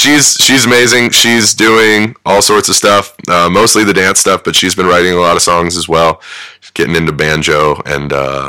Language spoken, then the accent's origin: English; Athens, Ohio, United States; born there; I was born in Athens.